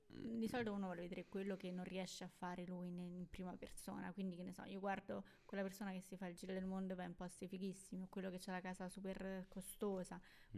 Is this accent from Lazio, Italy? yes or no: yes; Rome, Lazio, Italy; siamo di Roma